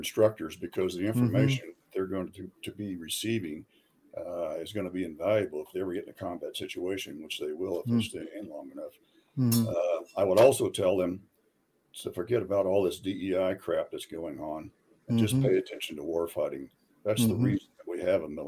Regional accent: Colorado, United States; I'm mostly from Colorado, and I went to college here on the Western Slope

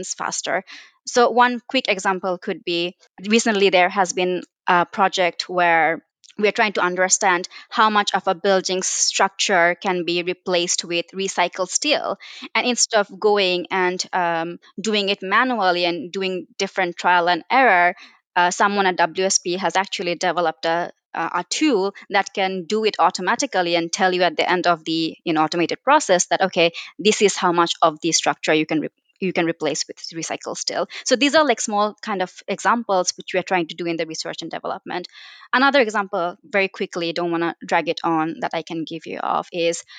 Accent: Bangladesh; moved away as an adult; now in United Kingdom; I come from Bangladesh where I did my undergrad

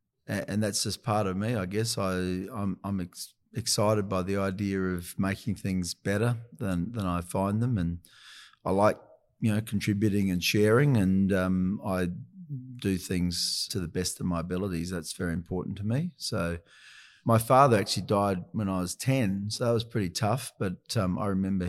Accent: Adelaide, South Australia, Australia; I'd always dreamed about working in Sydney, growing up in Adelaide.

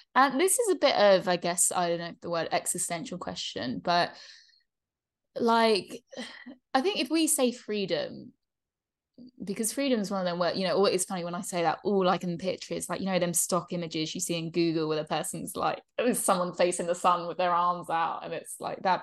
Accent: England, United Kingdom; moved away; we're growing up in England

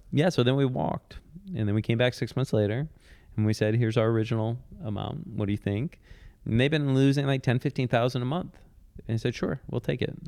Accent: Detroit, Michigan, United States; moved away as an adult; also born or lived in Bay Area / Brooklyn; Detroit, my, my hometown

